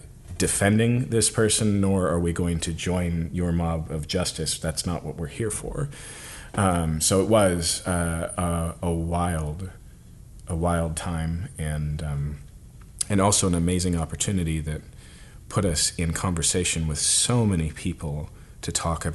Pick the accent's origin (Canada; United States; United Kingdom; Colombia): United States; Pacific Northwest; also born or lived in Seattle; I'm from the Pacific Northwest, and so we had lived on the fringe of Seattle for a long time